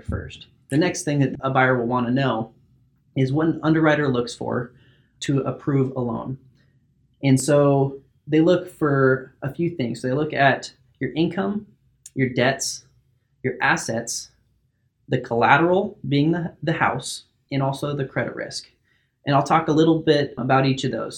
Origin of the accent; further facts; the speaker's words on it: Salem, Oregon, United States; also born or lived in Corvallis, Oregon; I grew up in Salem, Oregon, been here my whole life.